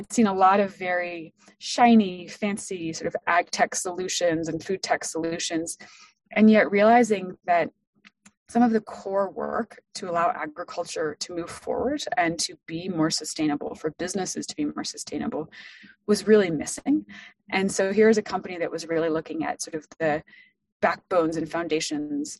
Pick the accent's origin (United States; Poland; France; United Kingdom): France; moved away; I was born and raised in France. So my father is an Ohioan. I am not